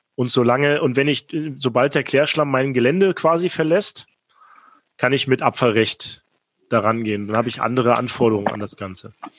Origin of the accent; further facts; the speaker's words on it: Rostock, Mecklenburg-Vorpommern, Germany; moved away; in Rostock